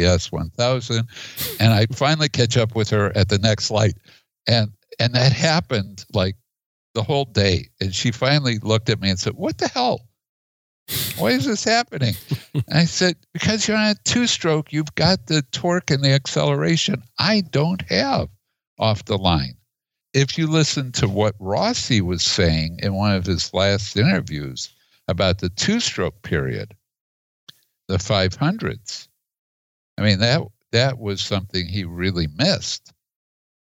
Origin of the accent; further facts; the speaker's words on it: Chicago, Illinois, United States; now in Oregon, United States; I grew up in Chicago